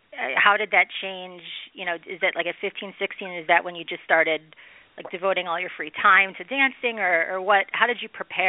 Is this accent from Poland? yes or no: no; Michigan, United States; we're both from Michigan and I went to your family's dance studio growing up.